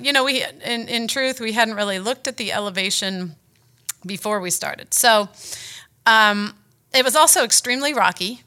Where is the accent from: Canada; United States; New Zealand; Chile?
United States; I'm a woman, I'm an American